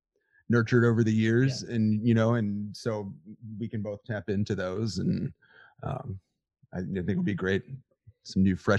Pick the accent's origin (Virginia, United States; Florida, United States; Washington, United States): Virginia, United States; now in Maine, United States; I grew up in Virginia